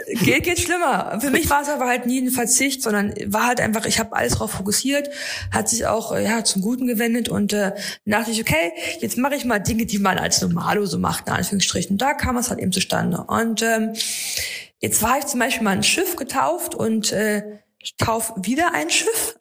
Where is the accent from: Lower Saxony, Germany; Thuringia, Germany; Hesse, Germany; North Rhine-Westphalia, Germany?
Thuringia, Germany; Erfurt; ich liebe meine Heimatstadt, ich bin total gerne in Erfurt